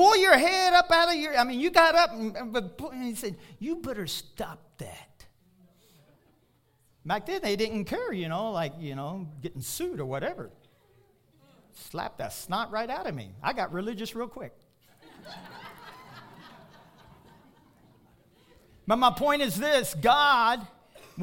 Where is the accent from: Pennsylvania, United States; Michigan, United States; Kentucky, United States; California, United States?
Kentucky, United States; now in Pueblo, United States; I'm from Kentucky